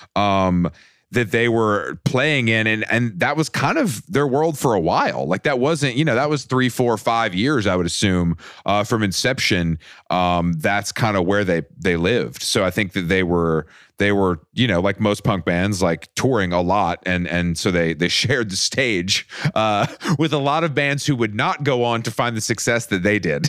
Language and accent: English; Atlanta, Georgia, United States; now in New York, United States; I'm, I'm from Atlanta. I live in New York